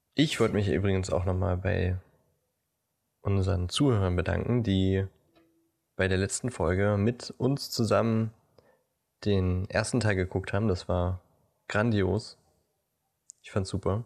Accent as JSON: {"language": "German", "region": "Brandenburg", "country": "Germany", "tie": "born or raised there", "said": "wir sind ja beide in Brandenburg zur Schule gegangen"}